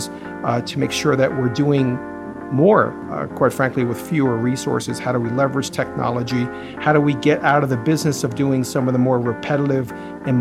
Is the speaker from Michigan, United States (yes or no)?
no; New York City suburbs, United States; moved away as an adult; also born or lived in Chicago area, Illinois; now in Chicago, United States; I was born in New York City and grew up in the New York City suburbs